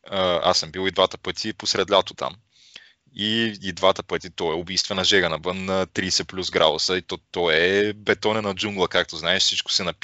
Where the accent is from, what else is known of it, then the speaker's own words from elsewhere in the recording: Bulgaria; Горд съм, че съм българин.